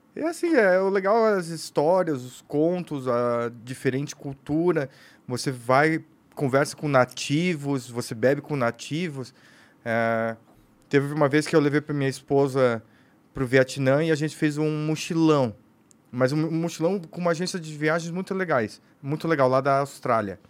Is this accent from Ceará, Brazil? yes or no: no; São Paulo, Brazil; sou brasileiro, nasci aqui